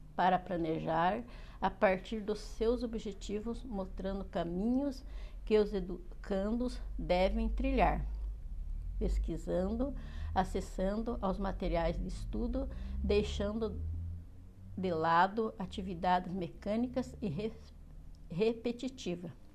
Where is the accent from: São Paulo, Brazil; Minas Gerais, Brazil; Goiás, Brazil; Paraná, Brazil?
Paraná, Brazil; Castro; sou de Castro, Paraná